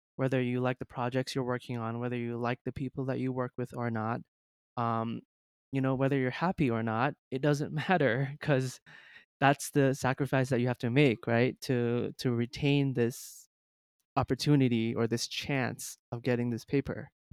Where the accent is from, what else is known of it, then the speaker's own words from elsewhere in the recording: Jamaica; moved away as an adult; also born or lived in China; I was born in China, but then I moved to Jamaica at the age of five or six, um, so I'm, I was basically raised in Jamaica